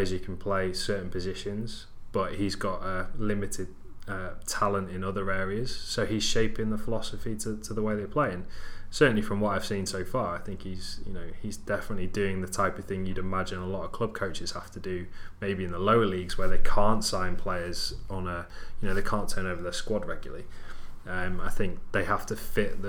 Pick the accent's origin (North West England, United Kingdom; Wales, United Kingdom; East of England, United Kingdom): Wales, United Kingdom; I'm Welsh